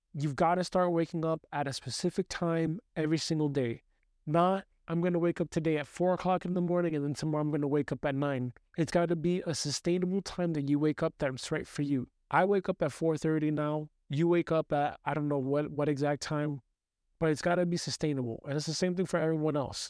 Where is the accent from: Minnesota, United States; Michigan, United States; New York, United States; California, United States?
New York, United States; New York City; I grew up in the United States from New York City